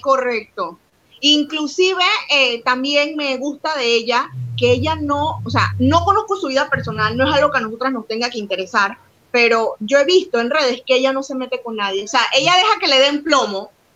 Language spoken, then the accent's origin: Spanish; Panama; como mujer y como compatriota panameñas que somos